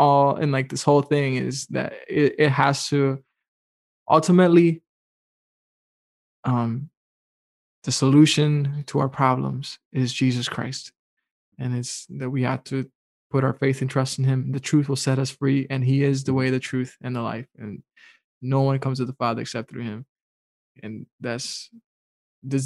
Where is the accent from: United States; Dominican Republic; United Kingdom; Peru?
Dominican Republic; I'm from the Dominican Republic